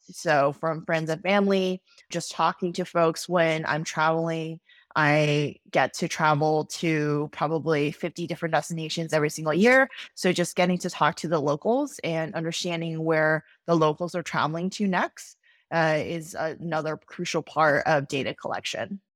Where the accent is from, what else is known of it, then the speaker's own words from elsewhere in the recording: Austin, Texas, United States; also born or lived in New York City; I moved back to my hometown of Austin, Texas